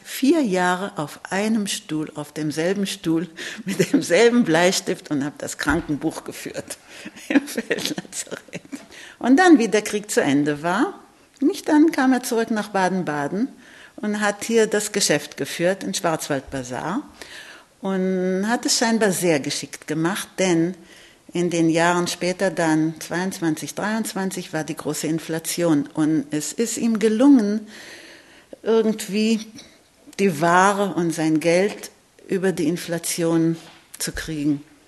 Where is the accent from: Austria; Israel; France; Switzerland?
Israel; ich lebe in Israel, ich bin in Israel geboren